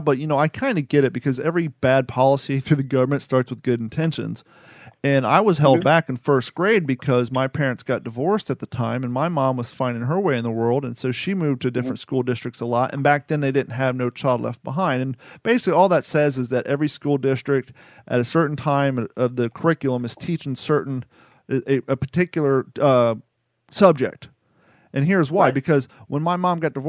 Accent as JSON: {"language": "English", "town": "Columbus", "region": "Ohio", "country": "United States", "tie": "born or raised there", "also_born_or_lived": "Grove City, Ohio / Long Beach, California", "moved": "as an adult", "lives_now": "Fort Myers, United States", "said": "I grew up in Hamilton South, and then I moved to the Cape Coral side of town"}